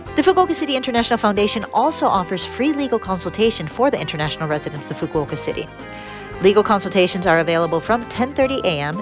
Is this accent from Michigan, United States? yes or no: yes; Detroit, Michigan, United States; now in Japan; my hometown, Detroit.